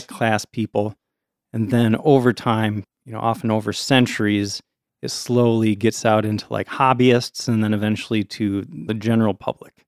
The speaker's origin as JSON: {"language": "English", "country": "United States", "said": "we're American"}